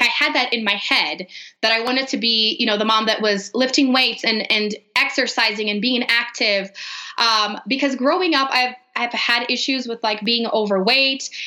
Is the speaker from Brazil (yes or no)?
yes; Brazil; English is a second language; moved away as an adult; now in Denver, United States; So I am actually from Brazil. I grew up there, lived there my whole life until I married an American and moved to Denver.